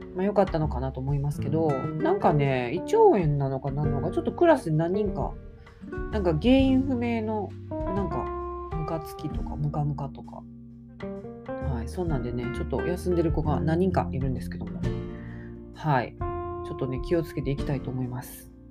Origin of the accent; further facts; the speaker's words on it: Kansai, Japan; 関西人なんで